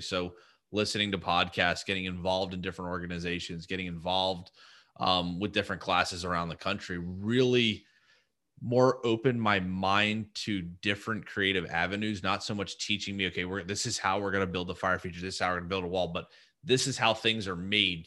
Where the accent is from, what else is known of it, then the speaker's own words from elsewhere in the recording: New Jersey, United States; I'm from New Jersey